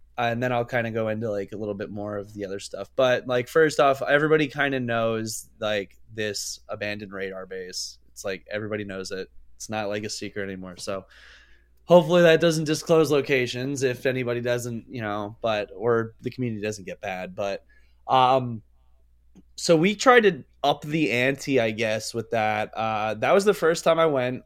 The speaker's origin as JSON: {"language": "English", "region": "Pennsylvania", "country": "United States"}